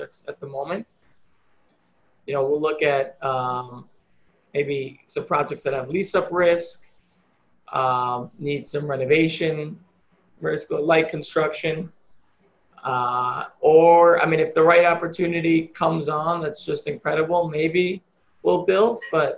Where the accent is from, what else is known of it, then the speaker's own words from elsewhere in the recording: New York, United States; I'm a New Yorker, love New York.